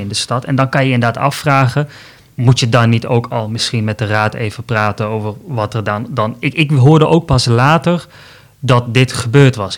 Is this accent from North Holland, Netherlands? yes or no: no; Tilburg, North Brabant, Netherlands; moved away; also born or lived in Amsterdam; ik ben opgegroeid in Zuid-Nederland, in Tilburg, maar ik heb gestudeerd bijvoorbeeld ook in Amsterdam